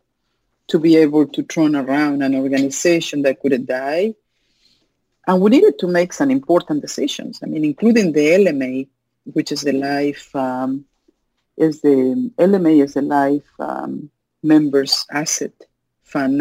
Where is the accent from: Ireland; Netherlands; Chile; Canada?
Chile; English is a second language; moved away as an adult; also born or lived in Miami, United States; now in United States; I was born in Chile.